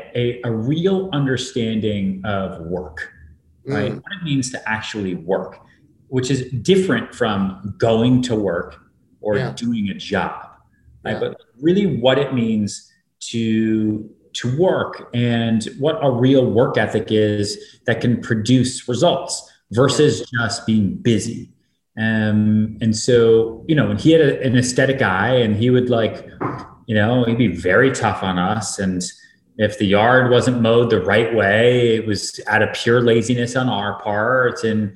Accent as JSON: {"language": "English", "town": "Boston", "region": "Massachusetts", "country": "United States", "tie": "born or raised there", "also_born_or_lived": "Texas", "said": "I was born in Texas, but yeah. I grew up in Massachusetts, outside Boston."}